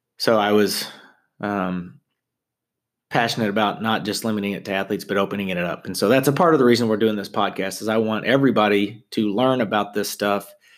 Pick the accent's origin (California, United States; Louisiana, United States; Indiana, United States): Indiana, United States; Southern; I'm from Southern Indiana